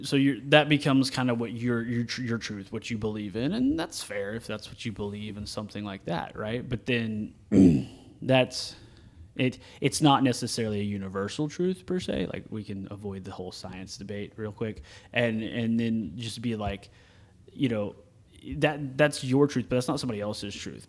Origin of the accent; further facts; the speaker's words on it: the South, United States; we're from the South